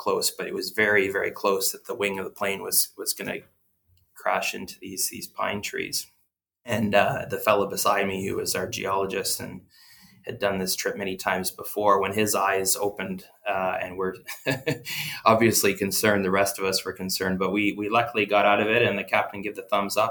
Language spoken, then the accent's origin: English; Didsbury, Alberta, Canada; I grew up as a fourth generation on the family farm in south central Alberta, about an hour northwest of Calgary, a little place called Didsbury.